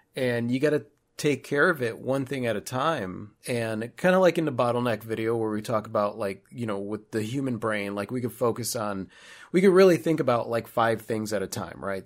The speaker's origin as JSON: {"language": "English", "town": "Chicago", "region": "Illinois", "country": "United States", "moved": "as an adult", "said": "we're originally from Chicago"}